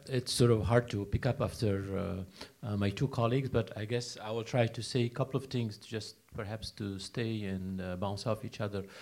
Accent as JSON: {"language": "English", "country": "United States", "also_born_or_lived": "Baltimore", "said": "I'm American, I live in the States"}